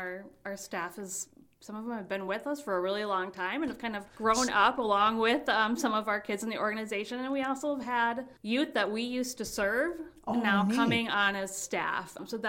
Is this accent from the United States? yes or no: yes; St. Cloud, Minnesota, United States; now in Red Wing, United States; I'm originally from St. Cloud.